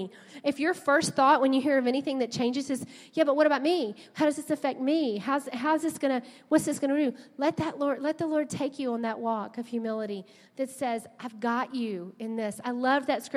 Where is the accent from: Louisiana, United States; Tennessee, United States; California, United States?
Louisiana, United States; South; We grew up in South Louisiana